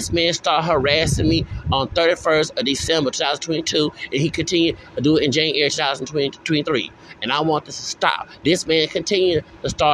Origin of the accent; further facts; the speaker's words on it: Texas, United States; I'm from Texas